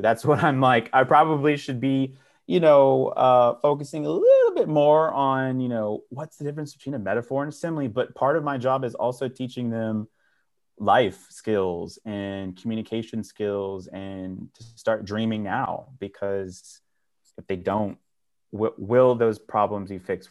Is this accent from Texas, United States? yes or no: yes; Dallas, Texas, United States; I was born and raised in North Oak Cliff